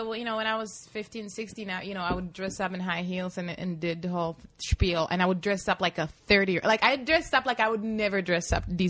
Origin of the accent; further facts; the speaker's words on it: Plzeň, Plzeň Region, Czechia; moved away; I was born in in Pilsner, which is very close to Prague.